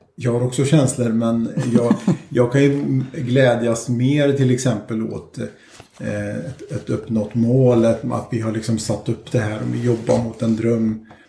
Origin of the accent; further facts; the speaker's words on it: Skövde, Västra Götaland, Sweden; född och uppväxt i Skövde